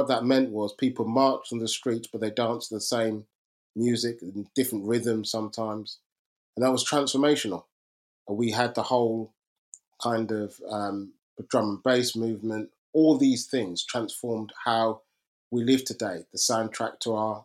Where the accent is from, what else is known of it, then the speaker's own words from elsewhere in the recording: London, United Kingdom; I was growing up in East London